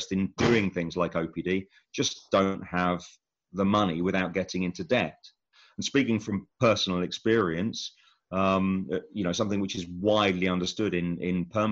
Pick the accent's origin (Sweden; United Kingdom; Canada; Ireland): United Kingdom; Buckinghamshire, South East England; moved away as an adult; also born or lived in Wales; now in Pembrokeshire, United Kingdom; clearly I'm English, right? I'm a Buckinghamshire lad